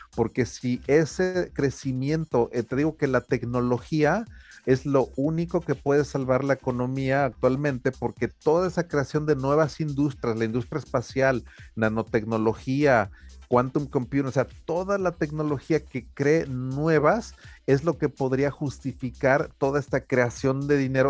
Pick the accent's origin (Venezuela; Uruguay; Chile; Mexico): Mexico; Taxco, Guerrero; Tasco, por ejemplo, de donde yo me crié